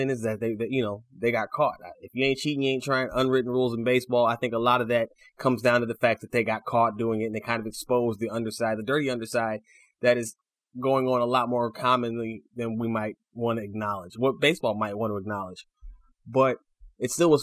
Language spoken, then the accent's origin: English; Chicago, Illinois, United States; my hometown Chicago Bulls